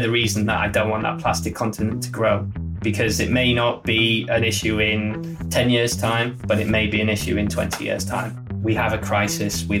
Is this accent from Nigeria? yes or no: no; Middlesbrough, North East England, United Kingdom; now in Leeds, United Kingdom; I'm from the north. I'm from a much smaller town than Leeds. I'm from Middlesbrough, so a much smaller place.